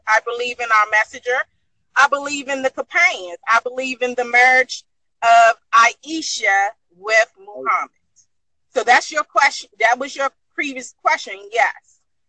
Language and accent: English; Washington, District of Columbia, United States; I'm from the United States.